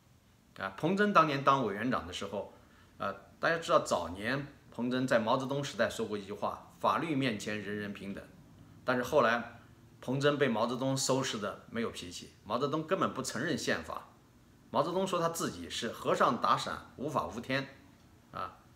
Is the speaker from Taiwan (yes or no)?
no; China; 我相信作为一个中国人，一个华裔啊，不管是你在生活在什么地方